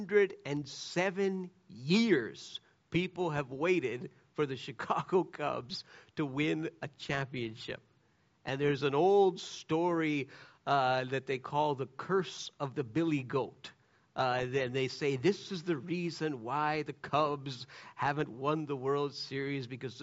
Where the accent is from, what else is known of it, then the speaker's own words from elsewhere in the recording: Canada; I'm a Canadian